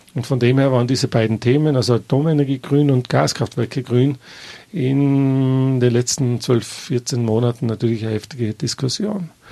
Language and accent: German; Tyrol, Austria